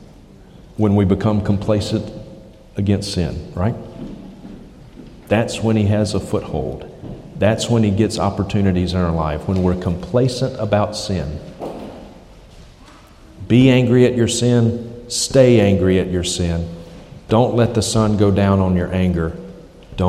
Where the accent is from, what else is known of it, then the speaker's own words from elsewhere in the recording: United States; moved away; I'm from the States